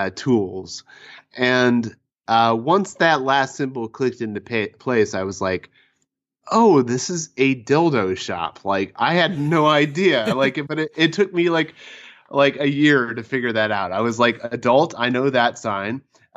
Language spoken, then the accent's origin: English; Nantong, China; a nearby town called Nejong, which is in the same province as my hometown of Nantong.